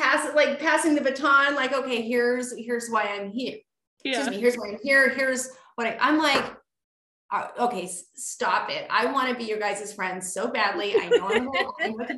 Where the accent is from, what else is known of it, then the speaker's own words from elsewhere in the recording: Alaska, United States; moved away as an adult; now in North Idaho, United States; I grew up in Alaska